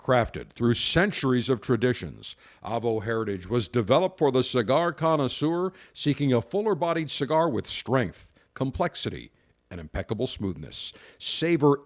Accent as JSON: {"language": "English", "town": "Buffalo", "region": "New York", "country": "United States", "tie": "born or raised there", "said": "growing up in Western New York in Buffalo"}